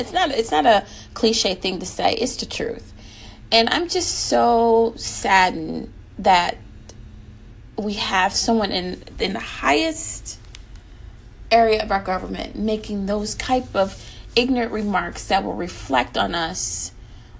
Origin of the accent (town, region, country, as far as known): United States